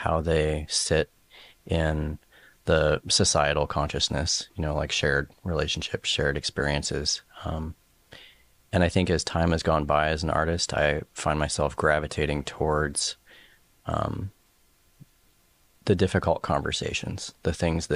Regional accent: Bellingham, Washington, United States; also born or lived in Seattle; I grew up in Bellingham, and I think I moved to Seattle maybe when I was about 13, 14

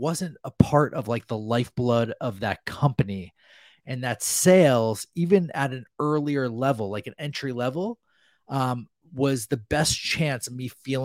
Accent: New Jersey, United States; growing up in New Jersey

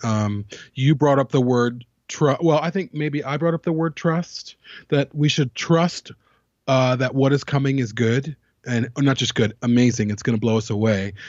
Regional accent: United States; I grew up in America's last hippie commune.

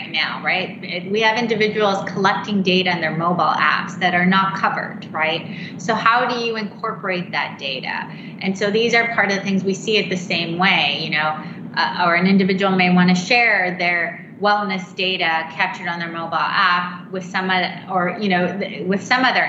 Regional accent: Canada; moved away; I'm actually Canadian

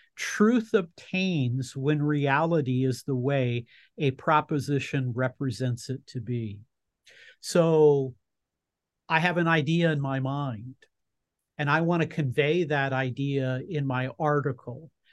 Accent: Southern California, United States; you and I grew up in Southern California.

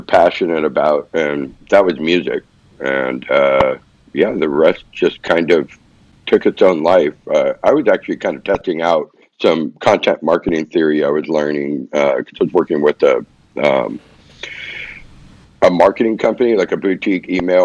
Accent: Orange County, Southern California, United States; now in Austin, United States; I grew up in Orange County

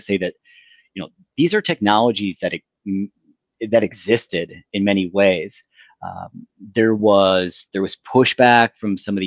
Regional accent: United States; moved away as an adult; also born or lived in Detroit; now in Windsor, Canada; I grew up in the States, married a Canadian, and could have lived on either side of the border. I chose to be here.

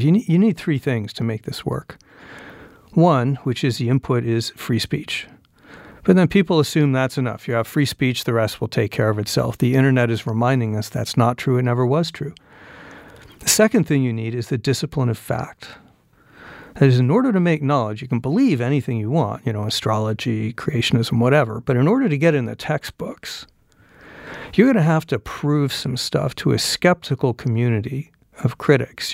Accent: Phoenix, Arizona, United States; moved away; I was born in Phoenix in, uh, Saint Joseph's Hospital, not far from here, nineteen sixty

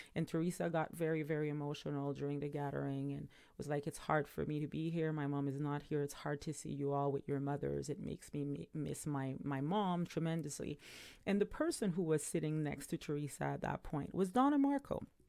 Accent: Montreal, Quebec, Canada; now in Ontario, Canada; my hometown, which is Montreal

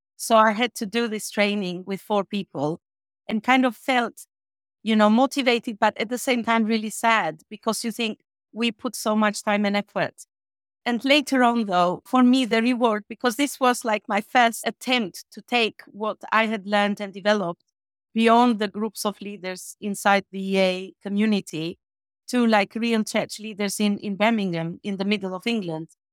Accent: Albania; moved away as an adult; now in United Kingdom; my hometown in Albania is literally forty minutes from the border with Macedonia.

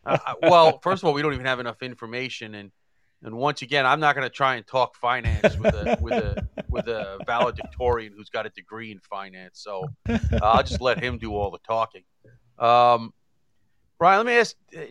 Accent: New York City, New York, United States; now in Long Island, United States; I grew up in Queens, and I live on Long Island.

